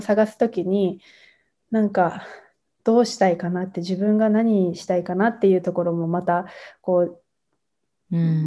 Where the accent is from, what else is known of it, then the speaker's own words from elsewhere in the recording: near a town in Tochigi, Japan; この町にすごく興味を持ったのは、まあ、自分の実家からすごく近い